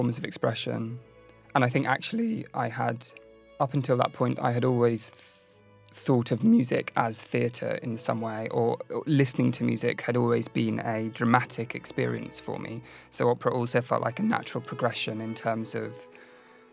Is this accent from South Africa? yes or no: no; London, United Kingdom; I was born in 1987 in London.